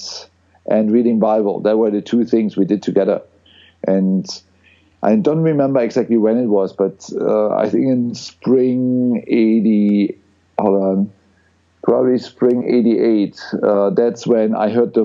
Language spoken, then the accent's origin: English; East Germany, Germany; I grew up in East Germany